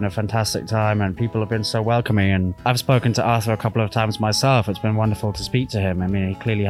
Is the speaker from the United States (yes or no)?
no; England, United Kingdom; I'm a British chap, and what's interesting is that we don't really have that tradition in England.